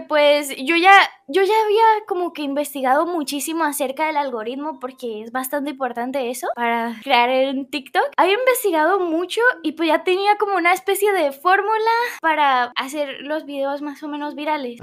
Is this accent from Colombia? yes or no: yes; Colombia; Soy colombiana, eh, soy colombiana